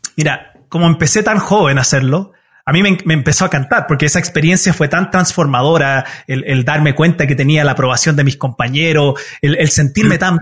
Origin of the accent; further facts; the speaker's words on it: Utah, United States; first language Spanish; also born or lived in Chile; me crié en los Estados Unidos